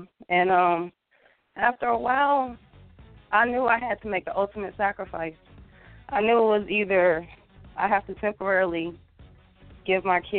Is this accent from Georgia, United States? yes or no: yes; Atlanta, Georgia, United States; also born or lived in Marietta, Georgia; I pretty much grew up in Atlanta. I was born and raised in Atlanta. I spent a majority of my adolescence in Marietta, Georgia.